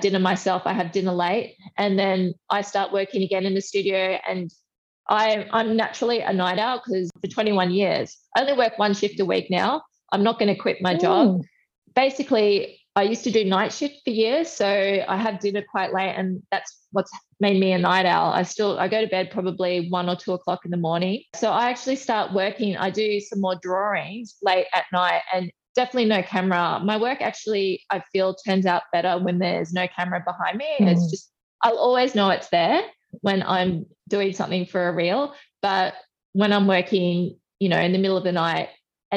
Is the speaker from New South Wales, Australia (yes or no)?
no; Brisbane, Queensland, Australia; moved away as an adult; also born or lived in Melbourne; I'm from Brisbane